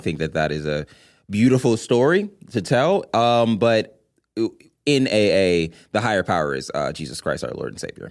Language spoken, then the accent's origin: English; Los Angeles, California, United States; a native Angeleno